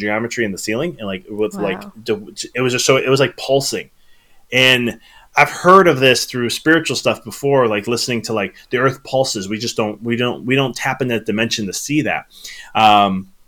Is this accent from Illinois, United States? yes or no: yes; Chicago, Illinois, United States; moved away; I was originally from Chicago